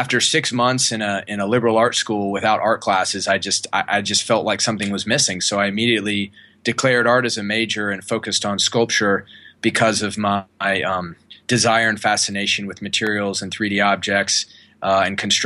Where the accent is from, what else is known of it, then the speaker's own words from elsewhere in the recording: North Carolina, United States; I grew up in North Carolina also